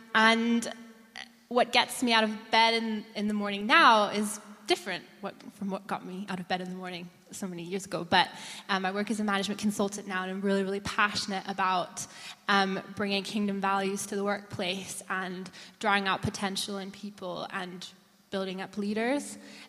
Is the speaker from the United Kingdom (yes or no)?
no; Austria; I'm 29. I'm originally from Austria. My dad is American, my mom is German, and I grew up in a missionary home.